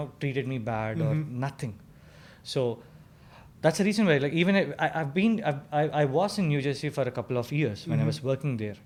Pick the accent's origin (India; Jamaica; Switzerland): India; moved away as an adult; now in Carbondale, United States; I came all from India to here